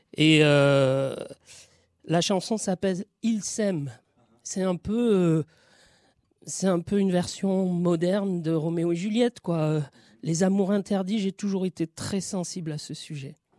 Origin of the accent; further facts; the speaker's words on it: Marseille, Provence-Alpes-Côte d'Azur, France; cette ville où mon père est arrivé en 1956 et en arrivant là, il change son destin en fait et en changeant son destin, il change le mien puisque je suis né en France